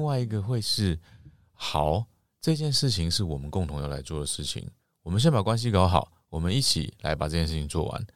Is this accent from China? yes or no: no; Taiwan; 就像我们台湾人不是礼貌性地打招呼都会问，“你吃饱了没